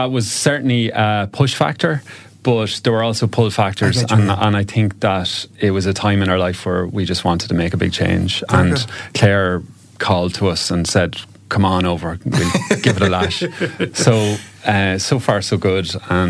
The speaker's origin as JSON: {"language": "English", "region": "Ulster", "country": "Ireland", "said": "she's from County Limerick, I'm from County Cavan."}